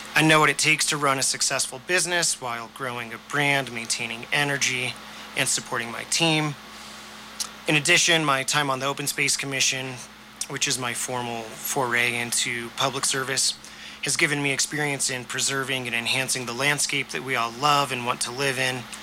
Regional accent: Durango, Colorado, United States; now in Telluride, United States; I was born and raised in Durango

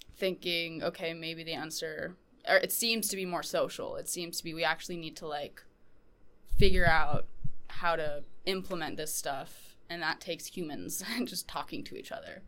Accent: Portland, Maine, United States; I am from Portland, Maine

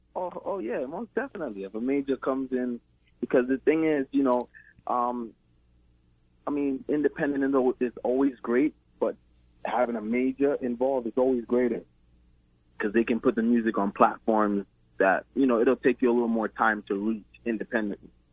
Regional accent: Brooklyn, New York, United States; I was born and raised in Brooklyn, New York

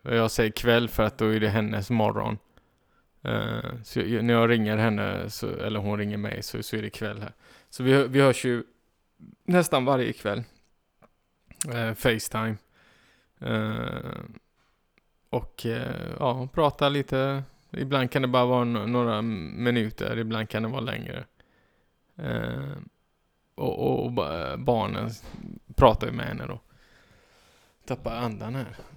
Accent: Iran; jag är iranier.

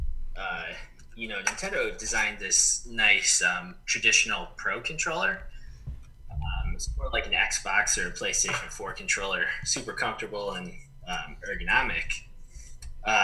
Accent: Chicago, Illinois, United States; moved away as an adult; also born or lived in Texas; now in Arizona, United States; I grew up in Chicago

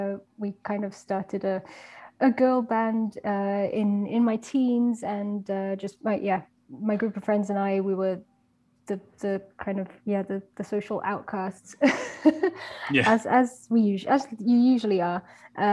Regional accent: Belgium; also born or lived in United Kingdom; I am actually British, but I grew up, I did the majority of my growing up in Belgium, in going to a British school.

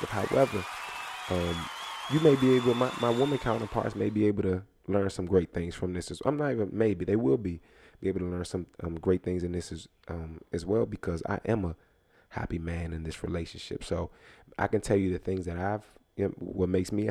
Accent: Spanish Town, Saint Catherine, Jamaica; Y'all know I'm Jamaican, too.

